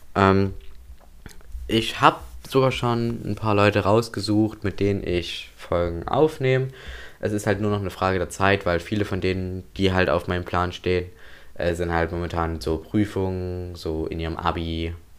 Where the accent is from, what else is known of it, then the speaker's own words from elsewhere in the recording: Waldheim, Saxony, Germany; bei uns in Waldheim